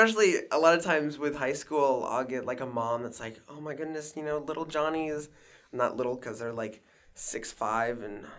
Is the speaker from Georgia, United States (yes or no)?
no; Walkersville, Maryland, United States; Yeah, okay. I grew up in Walkersville.